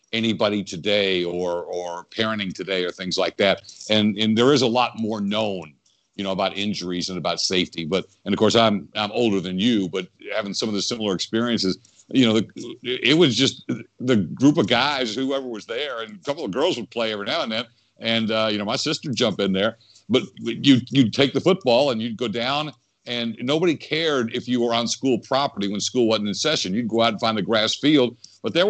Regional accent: Louisville, Kentucky, United States; I'm from the Louisville area

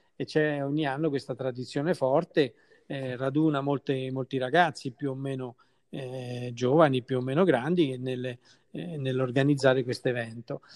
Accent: Caprarola, Lazio, Italy; del mio paese che lo amo

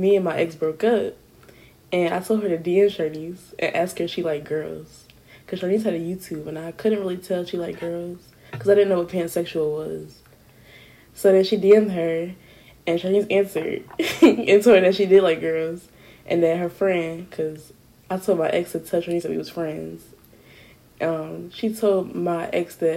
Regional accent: New Jersey, United States; From New Jersey

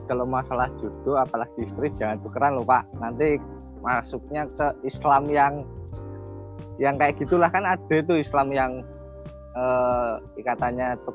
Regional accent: West Java, Indonesia; now in Gunungpati, Indonesia; Saya itu aslinya dari Jawa Barat ya, ini jujur ya, aslinya dari Jawa Barat dan alhamdulillah sudah bertempat tinggal di Gunung Pati

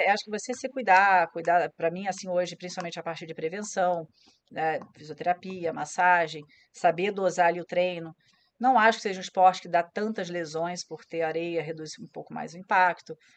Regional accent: Rio de Janeiro, Brazil; eu sou carioca lá no, no Yacht Clube Jardim Guanabara na ilha, do governador

